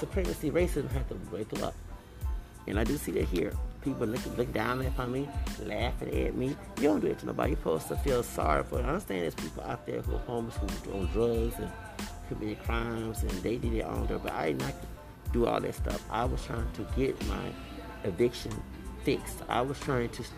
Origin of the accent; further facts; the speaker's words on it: Houston, Texas, United States; I'm from here. I'm not from Nigeria.